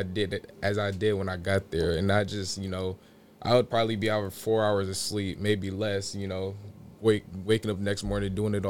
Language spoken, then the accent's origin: English; Vacaville, California, United States; I'm coming from Vacaville